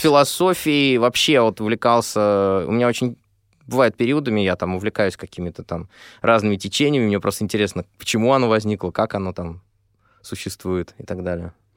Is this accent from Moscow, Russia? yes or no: yes; Moscow, Russia; я москвич